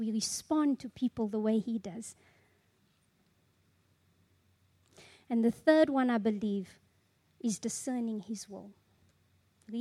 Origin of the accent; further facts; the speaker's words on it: South Africa; I'm a South African Zulu